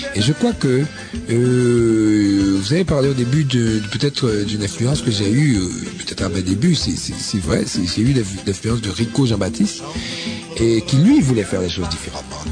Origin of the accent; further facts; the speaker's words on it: Haiti; la vraie musique euh, d'Haïti, hein, la vraie musique de nos racines